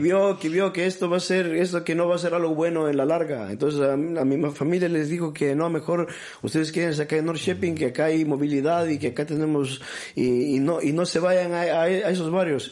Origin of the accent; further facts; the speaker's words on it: Gothenburg, Västra Götaland, Sweden; also born or lived in Peru / Bolivia; cuando yo era niño, cuando era niño acá en Suecia, en, el, medios de los 80